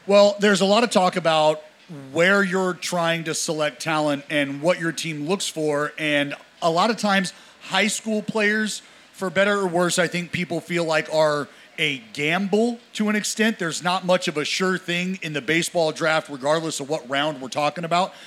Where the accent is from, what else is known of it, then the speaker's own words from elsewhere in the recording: Northern California, United States; I'm from I'm from NorCal